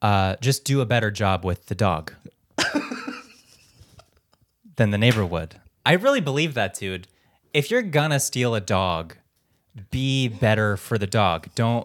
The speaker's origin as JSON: {"language": "English", "country": "Philippines", "said": "And I'm like, \"I'm Filipino.\""}